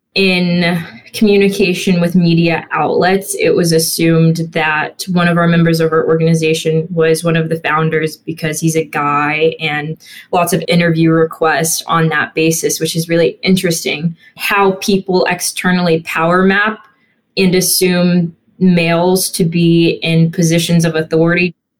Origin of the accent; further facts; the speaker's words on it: Bexley, Ohio, United States; growing up in Bexley